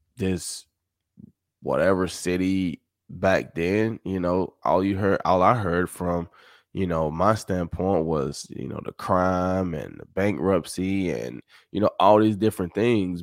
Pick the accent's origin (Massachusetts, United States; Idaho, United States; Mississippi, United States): Mississippi, United States; Summit; moved away; I was from Summit, which is, you know, fifteen minutes